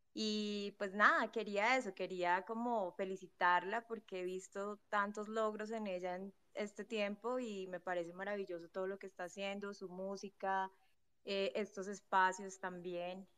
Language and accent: Spanish; Colombia; soy colombiana